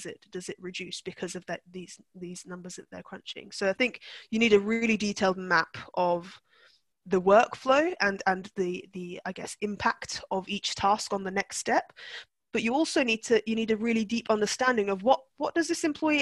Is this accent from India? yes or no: no; Turkey; I was brought up I was brought up in Turkey